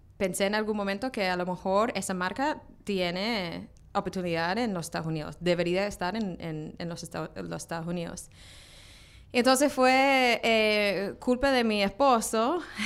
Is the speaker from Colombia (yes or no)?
no; Australia; now in New York, United States; crecí en Australia